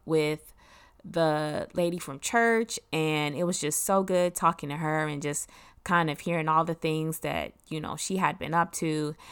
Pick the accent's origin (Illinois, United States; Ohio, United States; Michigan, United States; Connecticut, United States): Michigan, United States; Detroit; moved away; also born or lived in Germany; another friend that I grew up in Detroit